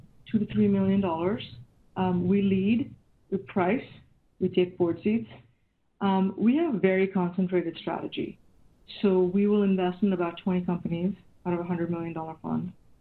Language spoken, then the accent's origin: English; India; moved away as an adult; now in Silicon Valley, United States; I grew up in India, and I came to the U.S. in 1995 and to Silicon Valley in early 99.